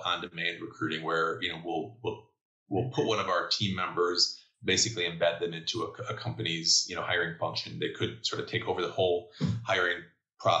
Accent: Chicago, Illinois, United States; I'm born and bred in Chicago, went to University of Illinois, or I guess Chicago suburbs

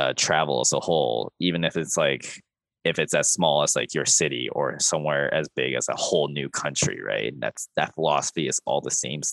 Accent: Calgary, Alberta, Canada; I grew up in Calgary

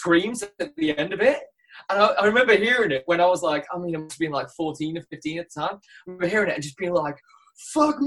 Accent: Isle of Man; also born or lived in Oxford; now in London, United Kingdom; I'm from the Isle of Man originally, but I've been in London for like the past 7 years

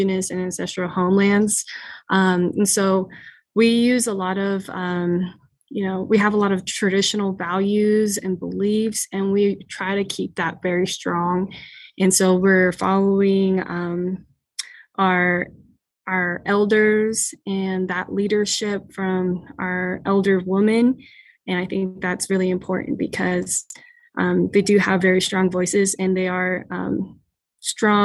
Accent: United States; I am from the Fort McDermitt Paiute Shoshone tribe.

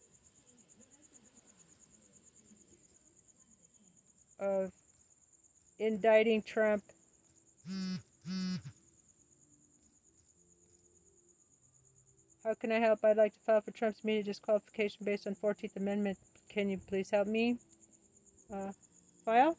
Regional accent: Arizona, United States; my home state of Arizona

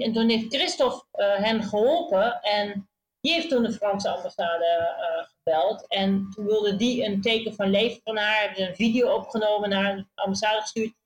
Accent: Netherlands; moved away; als Nederlandse

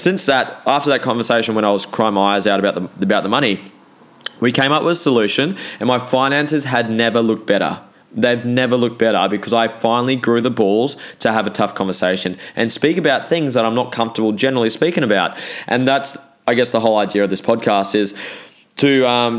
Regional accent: New Zealand; I'm a Kiwi, so that's why six sounds like sex

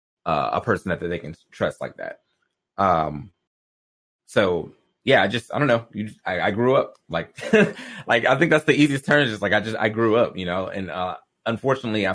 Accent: the South, United States; I grew up in the South

